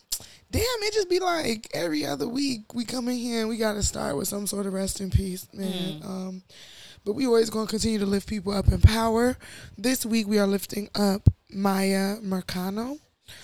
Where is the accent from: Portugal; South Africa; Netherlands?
Portugal; Lisbon; born there; Oh, you know, I was born in Lisbon, and...